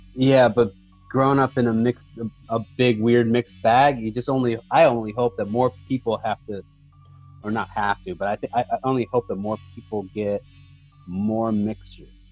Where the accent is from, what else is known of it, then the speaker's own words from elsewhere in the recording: Monterey, California, United States; living in Monterey, growing up in Monterey, like, we didn't have a lot of culture